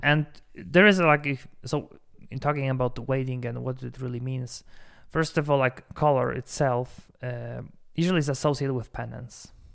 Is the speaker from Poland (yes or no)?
yes; Poland; now in Denver, United States; I'm from Poland, we have Four Seasons